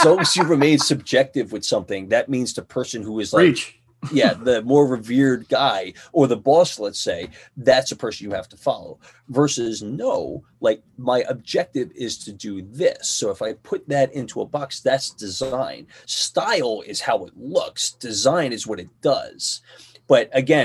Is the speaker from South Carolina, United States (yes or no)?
no; Philadelphia, Pennsylvania, United States; I'm from Philly. And what do I know about coming from Philly?